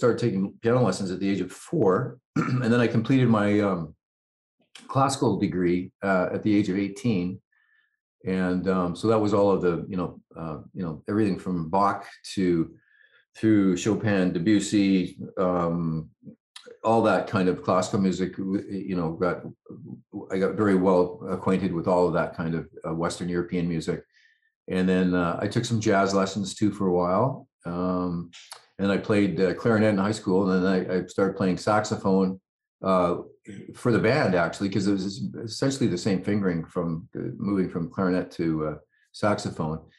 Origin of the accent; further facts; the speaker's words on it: West Coast, Canada; So, yeah, so I'm a, I'm a Canadian, uh, West Coast dude, and uh, I love living here.